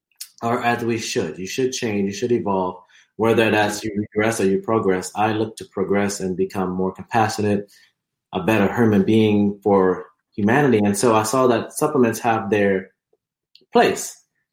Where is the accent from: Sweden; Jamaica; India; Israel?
Jamaica; also born or lived in Alabama, United States; but I was born in the U.S. And so I was born in Alabama. We lived there for a couple of years, about seven to nine years. And we then moved to Jamaica